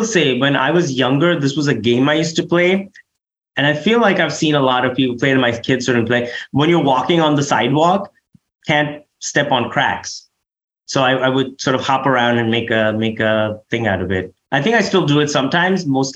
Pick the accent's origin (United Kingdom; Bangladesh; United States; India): India; moved away; I'm from India